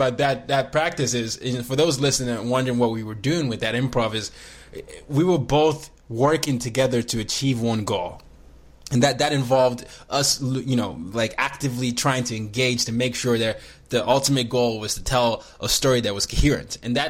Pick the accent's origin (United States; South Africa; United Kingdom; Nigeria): Nigeria; As I am a Nigerian, I grew up in five countries